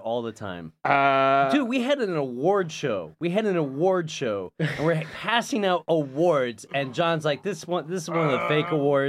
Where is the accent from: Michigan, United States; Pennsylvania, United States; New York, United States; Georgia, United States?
Michigan, United States; I grew up an hour outside of Detroit.